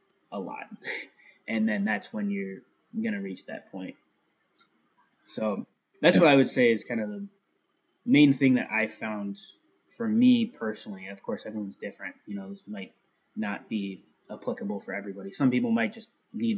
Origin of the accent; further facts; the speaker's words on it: Melbourne, Florida, United States; I grew up in Melbourne, Florida.